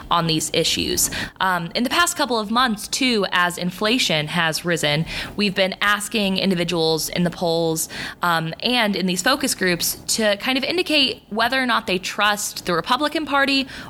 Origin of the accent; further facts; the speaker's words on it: Kansas, United States; moved away as an adult; also born or lived in Missouri; now in Boston, United States; I was born in Missouri, raised in Kansas. I'm a Midwesterner at heart.